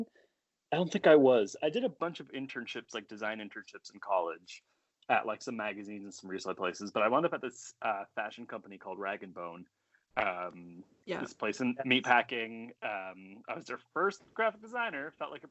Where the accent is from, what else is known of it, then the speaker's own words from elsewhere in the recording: a reservation south of Montreal, Quebec, Canada; moved away; I grew up on a reservation south of Montreal in Canada.